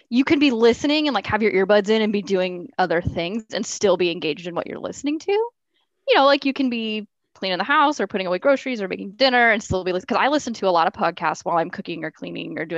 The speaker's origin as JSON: {"language": "English", "region": "Oregon", "country": "United States", "said": "oh, I'm from Oregon. I noticed you're from Oregon too."}